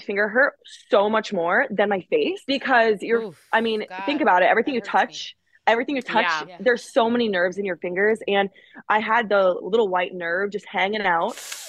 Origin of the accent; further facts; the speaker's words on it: Alaska, United States; I'm from Alaska back home. We will go fishing.